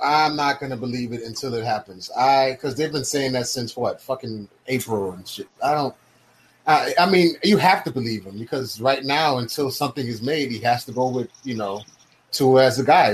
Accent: Miami, Florida, United States; I live in Miami. I'm from Miami. Grew up in Miami.

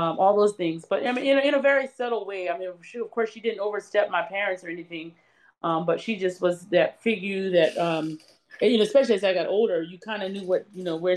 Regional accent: Holly Hill, South Carolina, United States; I grew up in Holly Hill, South Carolina, in between Columbia, South Carolina and Charleston.

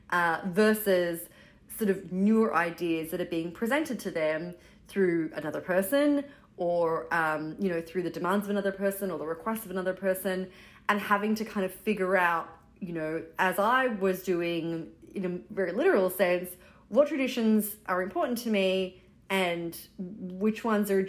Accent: Brooklyn, New York, United States; We're from Brooklyn

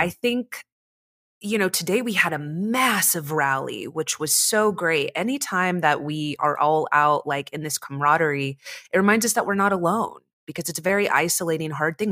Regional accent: United States; growing up in America

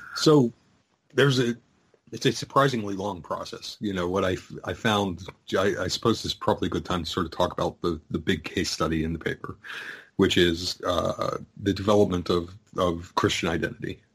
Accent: United States; I'm an American

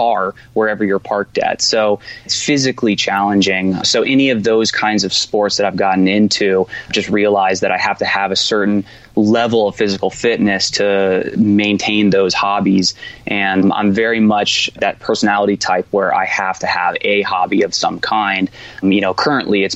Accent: Jacksonville, Florida, United States; now in Los Angeles, United States; I grew up in Florida where you had the humidity, you had bugs, you know, but it was a great place, you know, Jacksonville

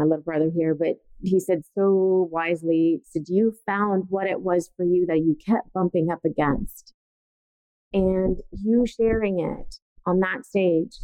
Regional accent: Italy; moved away as an adult; now in United States; I was born and raised in Italy

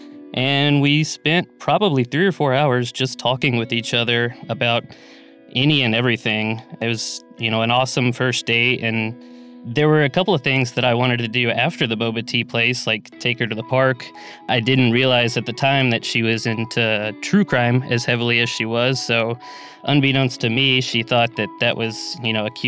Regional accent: Waller, Texas, United States; now in Dallas, United States; my hometown would be Wallace, Texas, which is a little town outside of Houston

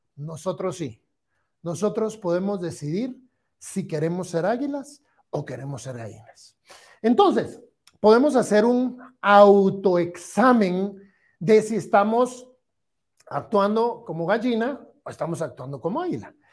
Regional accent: Guatemala

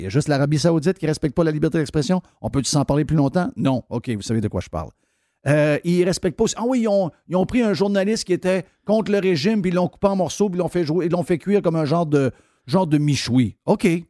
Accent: Saguenay, Quebec, Canada; Je suis de Chicoutimi Nord

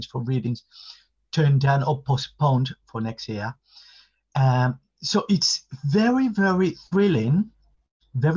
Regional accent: Havana, Cuba; English is a second language; moved away as an adult; now in London, United Kingdom; I was born in Havana, downtown Havana, what we call Central Havana

